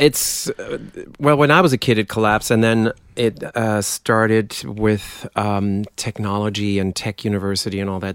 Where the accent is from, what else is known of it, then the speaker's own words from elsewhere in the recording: countryside between Dortmund and Münster, North Rhine-Westphalia, Germany; accent: German; English is a second language; moved away; I was born in Dortmund, which is sort of the Detroit of Germany.